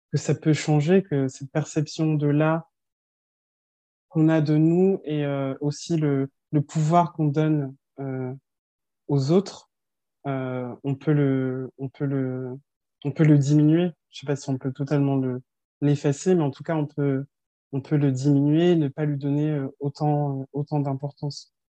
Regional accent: France; also born or lived in Colmar, Alsace; suis née, j'ai grandi en France et mes deux parents sont nés au Sénégal

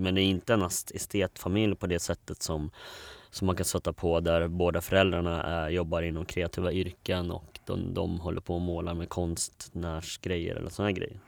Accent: Borlänge, Dalarna County, Sweden; moved away as an adult; sen kom jag till en familj i, i Bålänge. Uh, eh, så vi var fem barn uh, och vi hade allt från fosterbarn till till eh, massa andra barn. Eh, så det var en ganska stor familj. Eh, och ja, där växte jag upp.

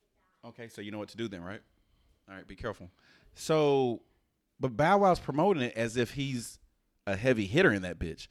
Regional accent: the South, United States; I'm from the South and that shit.

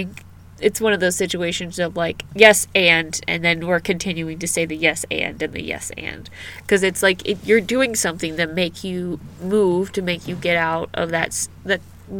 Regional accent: United States; I'm an American.

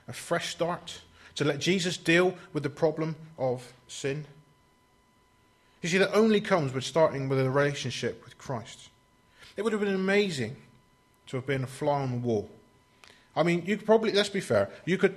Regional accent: United Kingdom; we're British

